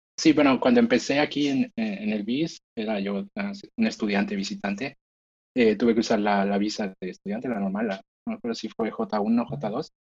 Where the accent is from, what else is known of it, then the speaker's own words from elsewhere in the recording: Mexico; moved away as an adult; now in Boston, United States; nosotros como mexicanos